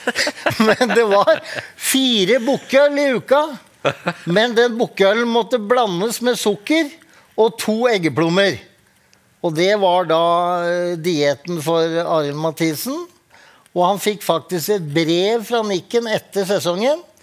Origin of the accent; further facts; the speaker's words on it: Drammen, Buskerud, Norway; Jeg er fra Åsia Drammen